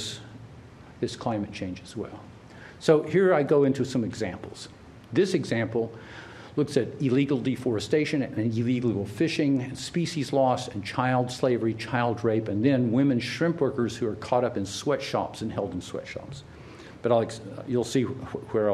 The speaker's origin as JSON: {"language": "English", "region": "Oklahoma", "country": "United States", "tie": "born or raised there", "said": "I grew up in Oklahoma, and we had no time for people from Arkansas"}